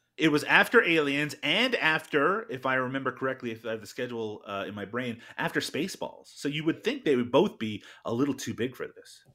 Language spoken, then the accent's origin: English; Canada; only speaking as a Canadian